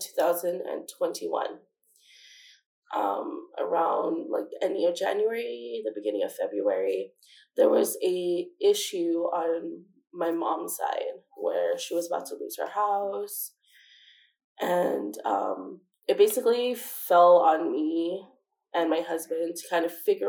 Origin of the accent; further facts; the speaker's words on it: Waianae, Hawaii, United States; moved away as an adult; also born or lived in Kahului, Hawaii; now in Las Vegas, United States; growing up in Waianae, we're used to that because it's our home